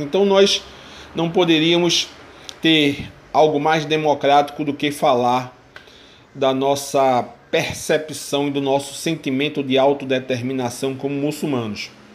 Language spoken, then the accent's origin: Portuguese; Brazil; sou professor no estado de Pernambuco, sou brasileiro